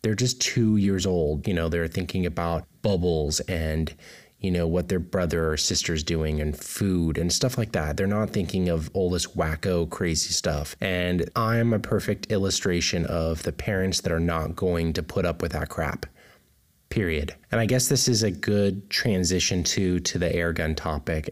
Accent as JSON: {"language": "English", "area": "Central Coast", "region": "California", "country": "United States", "tie": "born or raised there", "moved": "as an adult", "lives_now": "Florida, United States", "said": "I'm a California native. I was born and raised in the Central Coast"}